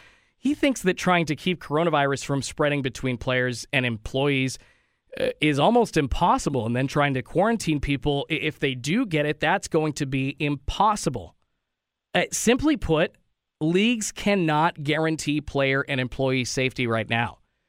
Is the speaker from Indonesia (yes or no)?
no; West Coast, United States; growing up on the West Coast